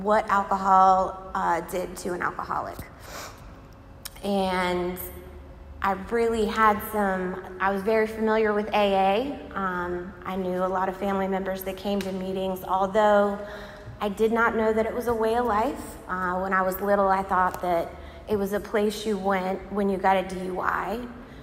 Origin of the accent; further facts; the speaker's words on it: Virginia Beach, Virginia, United States; moved away as an adult; now in Raleigh, United States; I was born in Virginia Beach. I lived there for 20 years